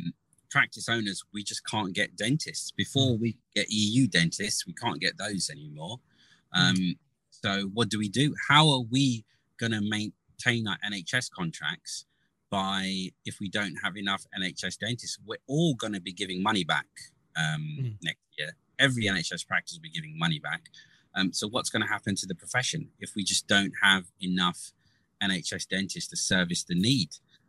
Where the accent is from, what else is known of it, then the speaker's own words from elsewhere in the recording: Gujarat, India; I think being Indian and being Gujarati, you always have that in the back of your head, right?